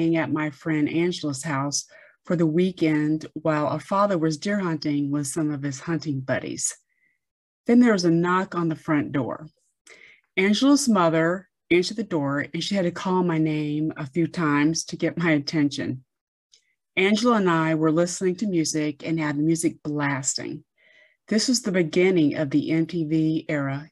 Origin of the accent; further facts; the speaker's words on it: near Fort Benning, Georgia, United States; I grew up near Fort Benning